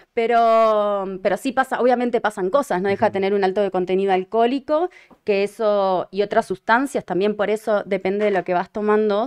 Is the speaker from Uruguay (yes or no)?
yes; Uruguay; moved away; Uruguay, de donde soy originaria